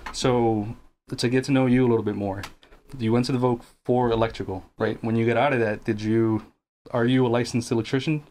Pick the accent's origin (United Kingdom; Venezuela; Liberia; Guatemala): Guatemala; moved away; I wasn't born here. I'm from Guatemala